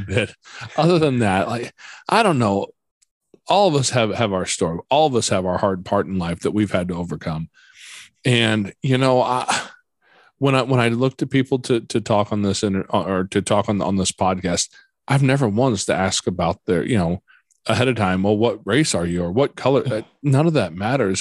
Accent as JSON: {"language": "English", "region": "Midwest", "country": "United States", "tie": "born or raised there", "said": "I grew up here in the Midwest"}